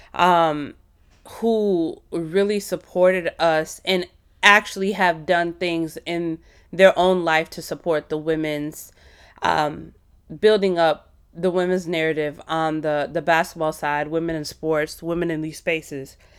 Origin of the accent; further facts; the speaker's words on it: Midwest, United States; a first generation child of Indian immigrants, born and raised in the Midwest